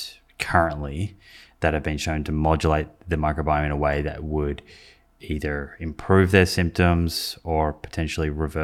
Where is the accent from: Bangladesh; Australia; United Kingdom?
Australia; Melbourne, Victoria; My hometown.